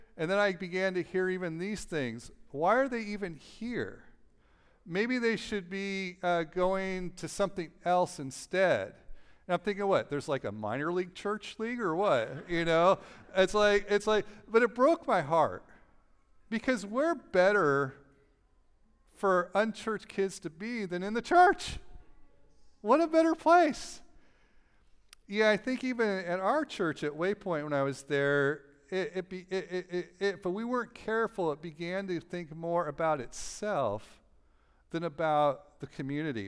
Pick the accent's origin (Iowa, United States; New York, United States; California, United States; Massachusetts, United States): California, United States; Los Angeles; moved away; I'm from Los Angeles